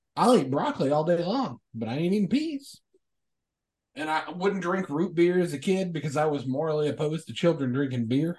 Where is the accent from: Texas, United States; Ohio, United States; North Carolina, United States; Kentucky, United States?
Kentucky, United States; I am from Kentucky. My uh, my stepfather's family raised